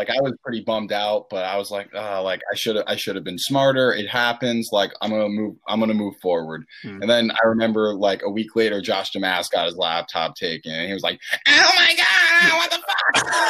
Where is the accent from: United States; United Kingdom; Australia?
United Kingdom; Scotland; I love living in Scotland, and I am Scottish.